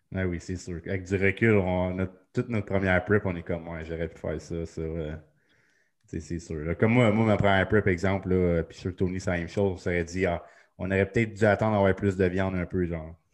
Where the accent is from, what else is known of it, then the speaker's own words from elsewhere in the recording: Sainte-Agathe-des-Monts, Quebec, Canada; c'est là que j'ai grandi